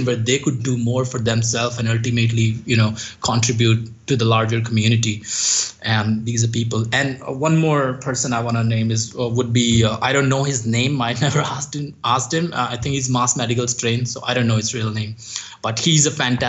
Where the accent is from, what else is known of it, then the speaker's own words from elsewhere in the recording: India; English is a second language; in Himalayas, in my hometown